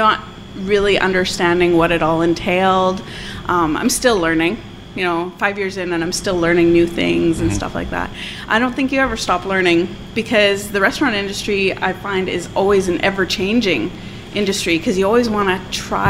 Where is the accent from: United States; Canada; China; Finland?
Canada; Mitchell, Steinbach, Grunthal area, Manitoba; I grew up in Mitchell, Steinbach, Grunthal area